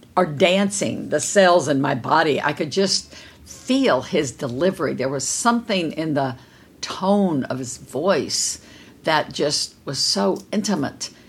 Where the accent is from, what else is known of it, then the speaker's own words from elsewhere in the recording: Kerrville, Texas, United States; I'm from Kerrville, Texas